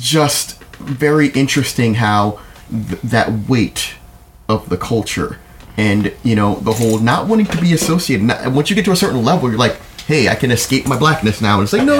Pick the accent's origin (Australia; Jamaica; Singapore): Jamaica; I'm proud of being Jamaican.